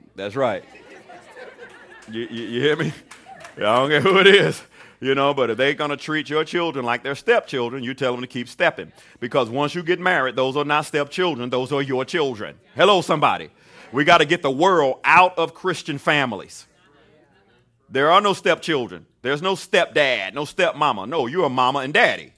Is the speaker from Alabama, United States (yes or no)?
yes; Mobile, Alabama, United States; moved away; I grew up in Mobile, Alabama, so you don't get no more Southern than